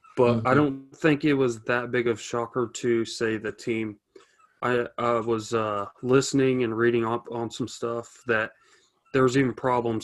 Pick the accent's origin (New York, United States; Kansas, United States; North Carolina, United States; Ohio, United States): Kansas, United States; Wathena; also born or lived in St. Joseph, Missouri; we're both from Wathena, both went to Riverside. I graduated in 2015.